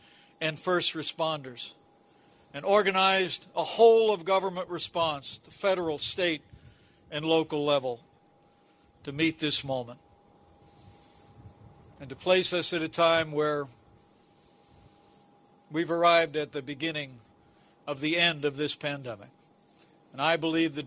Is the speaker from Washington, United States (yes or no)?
no; Indiana, United States; all my fellow Hoosiers, it is great to be back home again